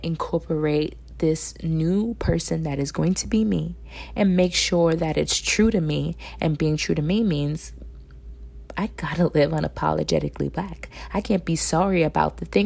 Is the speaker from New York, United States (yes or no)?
yes; New York City, New York, United States; me being raised, born and raised in New York City